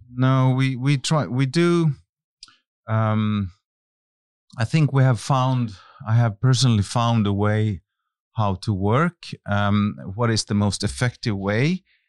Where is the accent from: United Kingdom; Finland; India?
Finland; moved away as an adult; I come from Finland, and I was a very shy young man at the time